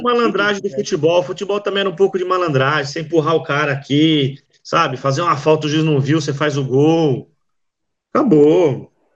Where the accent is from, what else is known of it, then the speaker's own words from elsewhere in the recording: Brazil; Eu, eu sou brasileiro